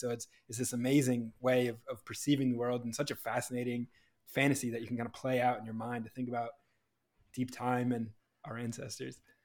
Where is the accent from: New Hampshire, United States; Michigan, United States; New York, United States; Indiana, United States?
New Hampshire, United States; Growing up in New Hampshire